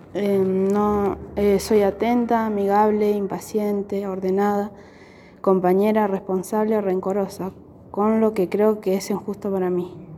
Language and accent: Spanish; Mariano Moreno, Neuquén, Argentina; also born or lived in Zapala; Nací en en Pala, pero viví toda mi vida en Mariano Moreno.